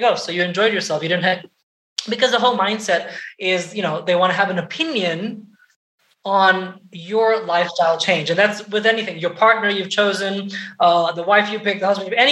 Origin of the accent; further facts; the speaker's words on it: Portugal; moved away; I was brought up in Europe, in Portugal.